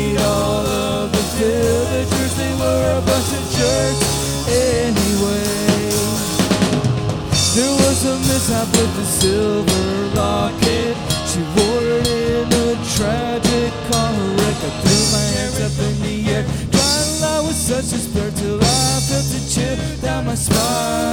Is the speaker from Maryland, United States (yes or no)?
yes; Maryland, United States; moved away as an adult; also born or lived in Idaho; now in Phoenix, United States; I'm from Maryland originally, and then I moved out to Idaho where I was going to college